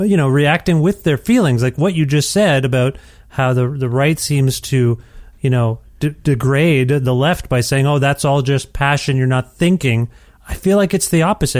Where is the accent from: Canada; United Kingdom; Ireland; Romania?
Canada; now in Edmonton, Canada; as a Canadian